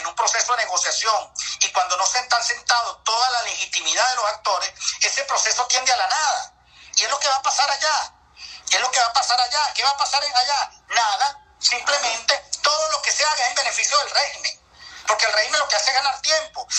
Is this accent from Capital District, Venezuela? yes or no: no; Lara, Venezuela; yo que soy de Lara como Henry Falcón